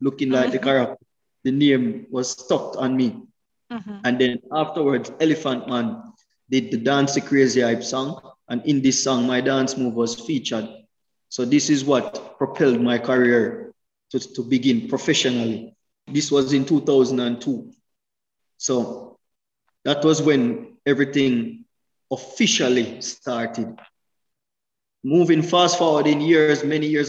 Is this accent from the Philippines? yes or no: no; Kingston, Jamaica; moved away as an adult; also born or lived in Switzerland; I was born in Kingston, Jamaica, in a nice community called St. Andrew Park